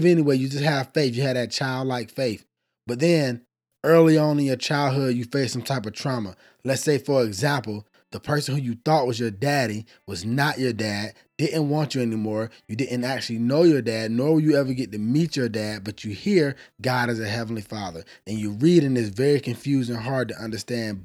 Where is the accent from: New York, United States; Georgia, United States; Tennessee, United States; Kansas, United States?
Georgia, United States; Atlanta; I'm from Atlanta, Georgia.